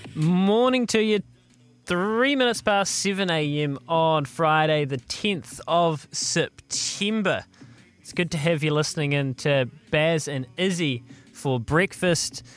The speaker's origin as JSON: {"language": "English", "town": "Leithfield", "region": "Canterbury", "country": "New Zealand", "tie": "born or raised there", "said": "Leithfield. Of all places, Leithfield."}